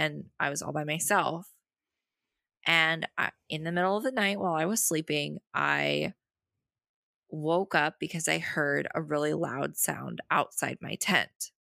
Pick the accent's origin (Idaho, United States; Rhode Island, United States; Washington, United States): Idaho, United States; Boise; I grew up in Boise